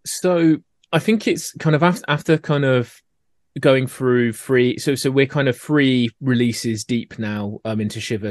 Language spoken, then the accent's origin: English; Scotland, United Kingdom; accent: Scottish; my accent coming in with the Scottish way of doing it